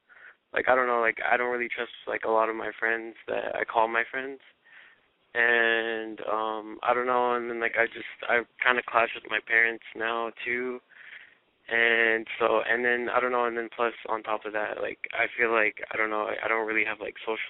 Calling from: Moreno Valley, California, United States; I'm 17, and I'm from Reno Valley.

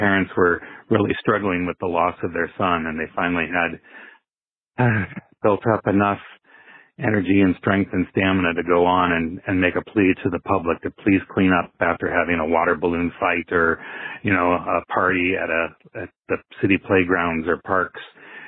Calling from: Iowa City, Iowa, United States; calling from Iowa City

